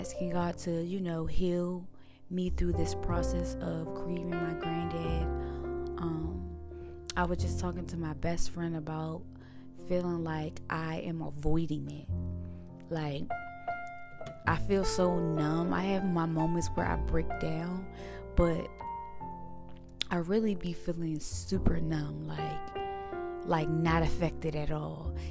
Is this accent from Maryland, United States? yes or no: yes; Suitland, Maryland, United States; moved away; also born or lived in Washington, D.C.; I was actually born in DC, but I rep Maryland, Suitland to be exact, because that's where my granddad raised me.